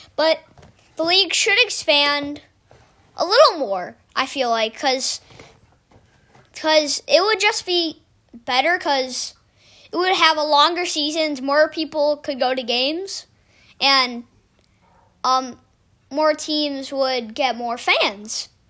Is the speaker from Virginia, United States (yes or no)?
no; Chicago, Illinois, United States; I am from Chicago